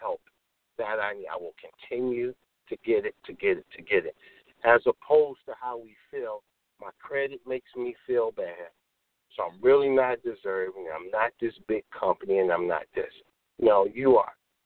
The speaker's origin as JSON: {"language": "English", "town": "Chicago", "region": "Illinois", "country": "United States", "tie": "born or raised there", "said": "I'm born and raised in Chicago."}